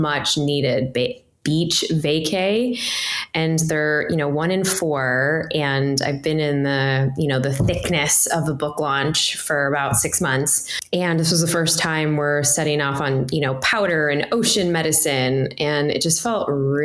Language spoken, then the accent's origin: English; Chicago, Illinois, United States; I grew up in Chicago